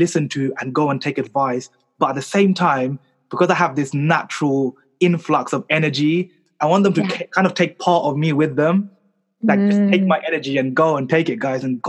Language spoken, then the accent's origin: English; London, United Kingdom; I was born here in London